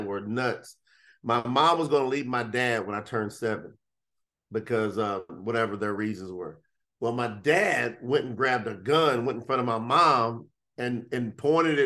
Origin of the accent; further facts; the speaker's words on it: Kentucky, United States; I came from Kentucky off of a hog farm. And so I grew up in the slop, in the mud